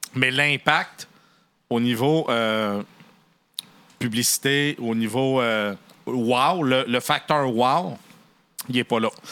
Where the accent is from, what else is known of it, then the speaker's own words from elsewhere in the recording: Canada; chez nous au Canada